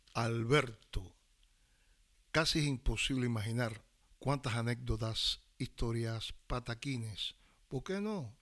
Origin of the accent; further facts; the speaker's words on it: Cuba; Soy un cantante cubano y un enamorado, enamorado, enamorado de la historia musical de mi país.